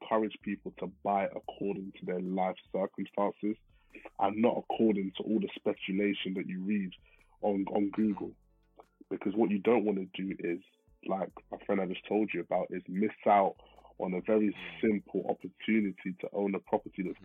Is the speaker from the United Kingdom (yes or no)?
yes; London, United Kingdom; I'm from West London